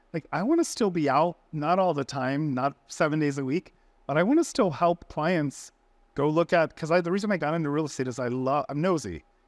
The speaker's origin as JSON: {"language": "English", "town": "Orlando", "region": "Florida", "country": "United States", "moved": "yes", "said": "I'm from Orlando"}